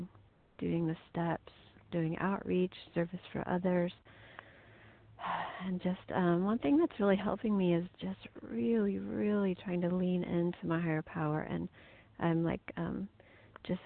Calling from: Missouri, United States; I'm calling from Missouri

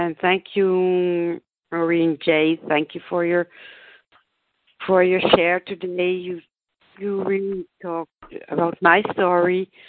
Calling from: Germany; I'm calling from Germany.

